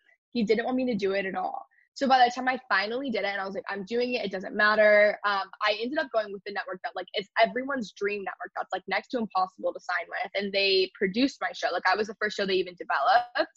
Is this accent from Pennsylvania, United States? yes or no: no; Texas, United States; I grew up in Texas.